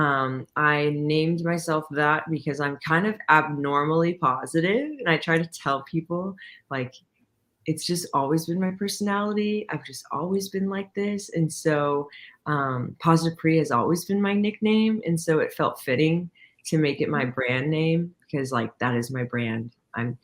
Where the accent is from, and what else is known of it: Coppell, Texas, United States; born or raised there; also born or lived in Irving, Texas / Dallas, Texas